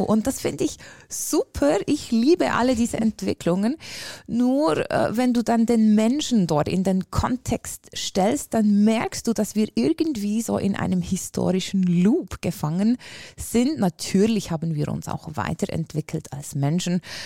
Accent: Switzerland; accent: Swiss; ich bin äh, aus der Schweiz, wie alle hören können wahrscheinlich

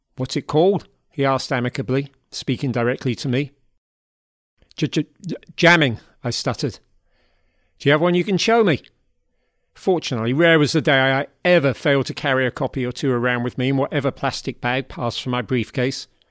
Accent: London, United Kingdom; now in Hudson Valley, United States; those formative years growing up in South London in the seventies

